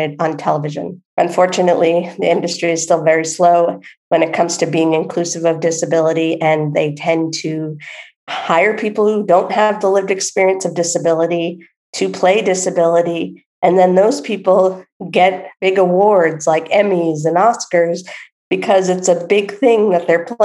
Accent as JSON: {"language": "English", "region": "East Coast of the United States", "country": "United States", "tie": "born or raised there", "moved": "as an adult", "said": "I grew up on the East Coast of the United States, and I had moved to the West Coast."}